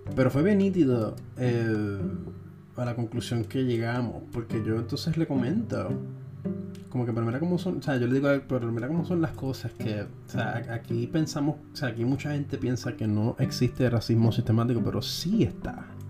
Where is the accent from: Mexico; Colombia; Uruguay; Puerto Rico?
Puerto Rico; Nos ha pasado a nosotros los puertorriqueños